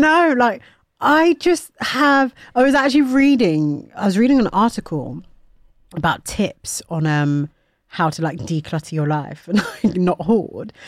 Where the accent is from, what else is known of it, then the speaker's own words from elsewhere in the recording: Nigeria; I am Nigerian